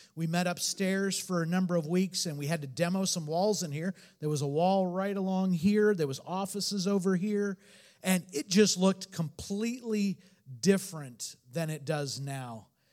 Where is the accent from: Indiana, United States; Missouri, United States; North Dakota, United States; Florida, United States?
Indiana, United States; Northern; also born or lived in Portland, Oregon; now in Detroit, United States; Both of us were from the Midwest. I'm from Northern Indiana.